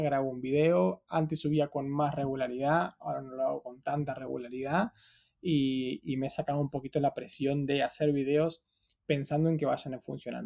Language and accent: Spanish; Patagonia, Argentina; moved away as an adult; also born or lived in Buenos Aires, Argentina; now in London, United Kingdom; toda mi infancia, adolescencia, hasta los 18, ahí